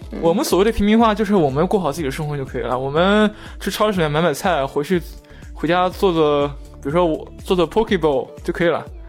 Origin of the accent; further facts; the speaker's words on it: China; 我作为中国人去看他拍的某些所谓的美式餐厅